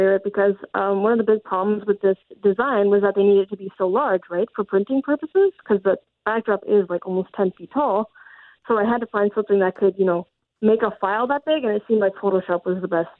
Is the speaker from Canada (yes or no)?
yes; Ontario, Canada; now in Winnipeg, Canada; I'm actually originally from Ontario, so I had to draw some, you know, beautiful forests that I'm familiar with from there.